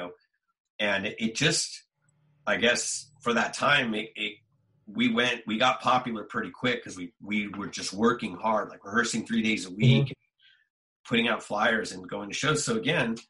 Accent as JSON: {"language": "English", "region": "Southern California", "country": "United States", "said": "we're just dudes from Southern California"}